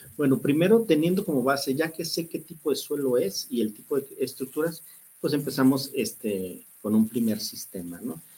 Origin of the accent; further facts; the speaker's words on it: Guadalajara, Jalisco, Mexico; somos muy tapatíos